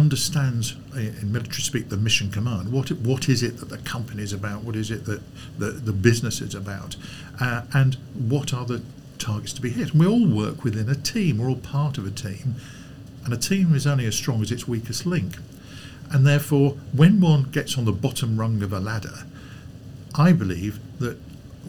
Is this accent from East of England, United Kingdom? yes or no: no; Lincolnshire, East Midlands, United Kingdom; I grew up in Lincolnshire